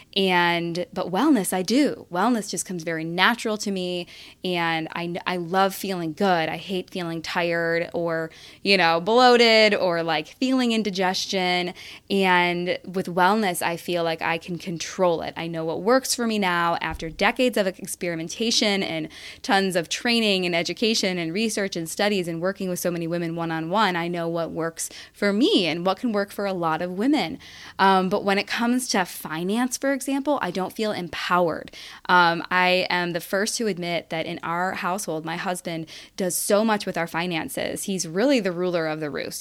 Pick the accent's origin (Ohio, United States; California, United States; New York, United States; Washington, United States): Ohio, United States; Rocky River; my hometown of Rocky River